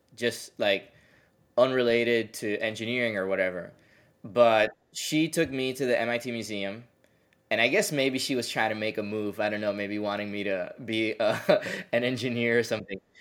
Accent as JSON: {"language": "English", "country": "Puerto Rico", "tie": "born or raised there", "moved": "as an adult", "said": "I liked growing up in Puerto Rico"}